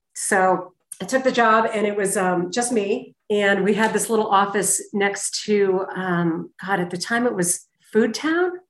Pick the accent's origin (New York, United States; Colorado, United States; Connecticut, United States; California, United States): Connecticut, United States; moved away as an adult; also born or lived in Manchester, New Hampshire / Boston, Massachusetts; now in Jackson Hole, United States; I was raised in New England, uh, Connecticut to be exact